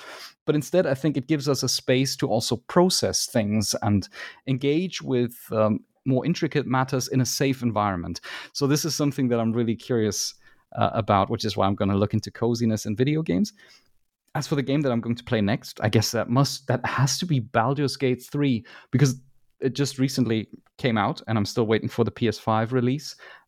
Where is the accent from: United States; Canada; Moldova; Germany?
Germany; it might be that I'm biased because I am from Germany, but it appears to me that there is a lot of games research that comes from Germany.